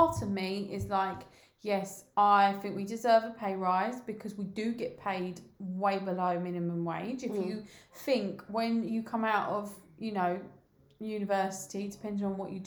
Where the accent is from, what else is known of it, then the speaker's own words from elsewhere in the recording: London, United Kingdom; moved away as an adult; now in Kent, United Kingdom; I was brought up in South London